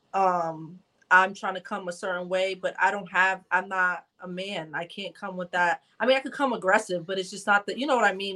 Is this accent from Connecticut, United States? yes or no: yes; Bridgeport, Connecticut, United States; I am from Bridgeport, Connecticut